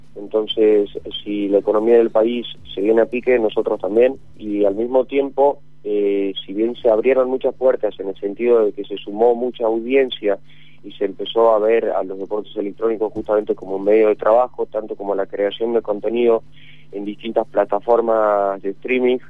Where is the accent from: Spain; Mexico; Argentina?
Argentina; Tucumán; yo, por ejemplo, soy de Tucumán